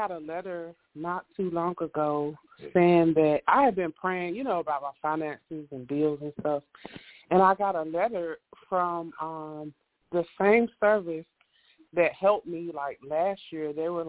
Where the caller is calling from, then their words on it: North Carolina, United States; Calling from North Carolina.